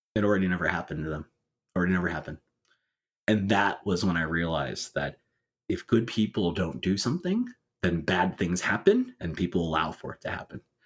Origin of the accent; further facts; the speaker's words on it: California, United States; my home state of California